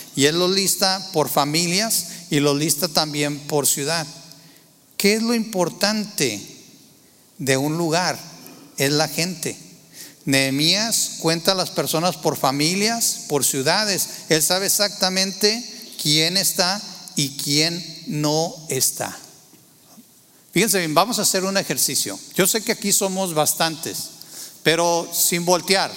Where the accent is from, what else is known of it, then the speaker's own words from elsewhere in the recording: Torreón, Coahuila, Mexico; moved away; yo nací en, Tierra Santa, Torreón, Coahuila